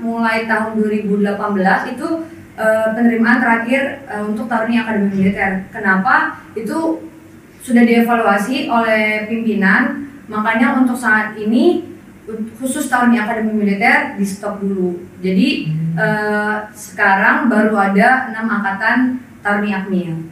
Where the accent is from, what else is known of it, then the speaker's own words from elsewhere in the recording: Karawang, West Java, Indonesia; saya asal dari Karawang Jawa Barat